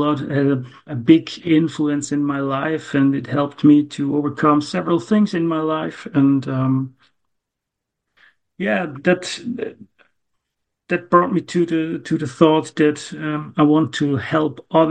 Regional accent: Gommiswald, St. Gallen, Switzerland; also born or lived in near Zurich; I'm from Switzerland, Zurich. Near Zurich is my location

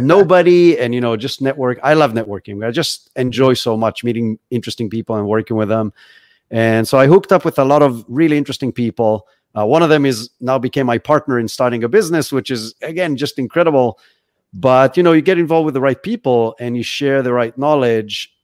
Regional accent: Israel; moved away as an adult; now in Florida, United States; I'm originally from Israel. That's where I grew up.

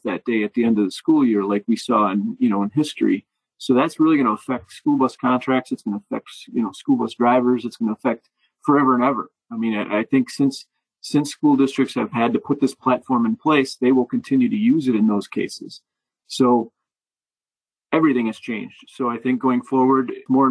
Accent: Wisconsin, United States; I am from Wisconsin after all

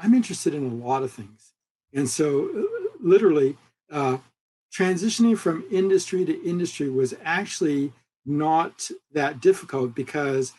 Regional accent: Vancouver, British Columbia, Canada; moved away as an adult; also born or lived in California, United States; growing up here in Vancouver and moving to the United States for school and then like working in California for 25 years and now coming full circle back to my hometown.

